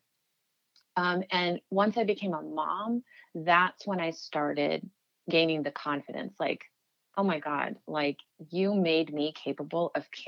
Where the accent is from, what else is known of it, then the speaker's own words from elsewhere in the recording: United States; growing up in America as a Muslim, as a second generation American